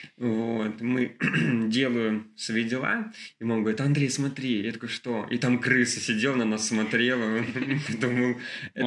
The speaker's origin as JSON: {"language": "Russian", "town": "Kolpino", "region": "Saint Petersburg", "country": "Russia", "tie": "born or raised there", "said": "я вспомнил детство своем вот этот парк Чухонка, я из Колпина"}